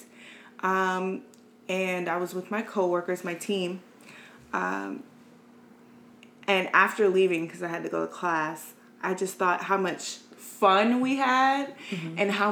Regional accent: Maryland, United States; I'm from here. I'm from Maryland. Well, now we're in DC, but I am from this area. And I grew up partially on a military base.

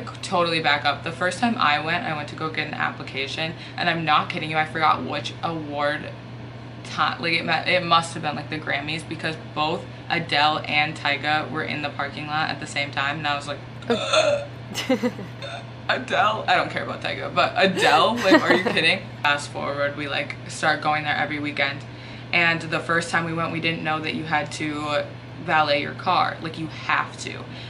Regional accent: Minneapolis, Minnesota, United States; now in Fargo, United States; I'm from the cities

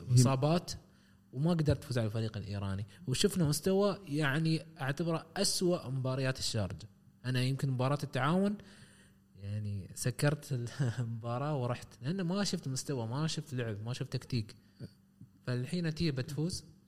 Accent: United Arab Emirates; عندنا في الامارات

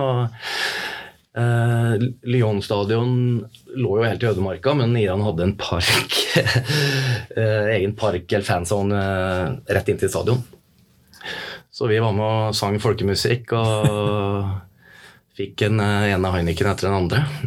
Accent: Norway; jeg vokste jo opp på Røyselmobanen

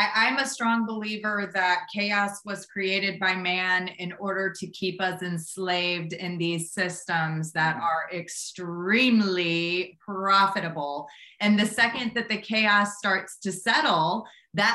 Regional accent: St. Louis, Missouri, United States; I'm from Midwest myself. I grew up in Missouri, St. Louis, Missouri.

